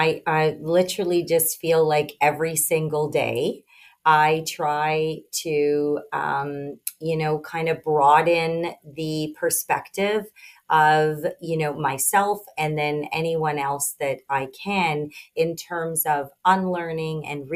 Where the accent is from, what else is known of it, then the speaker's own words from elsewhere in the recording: Sault Ste. Marie, Ontario, Canada; I did a contest, and I won in my local, in my hometown, Sault Ste. Marie, and we had a winter carnival.